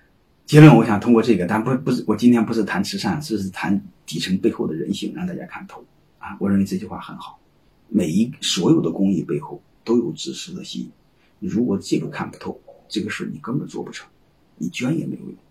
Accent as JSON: {"language": "Chinese", "region": "Hubei", "country": "China", "said": "我是湖北人，说句心里话，不想让你们捐，你们可以卖给我们"}